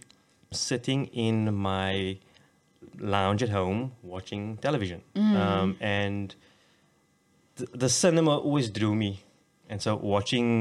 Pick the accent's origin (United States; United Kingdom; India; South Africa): South Africa; Cape Town, Western Cape; we grew up on the Cape Flats and it was kind of rough out there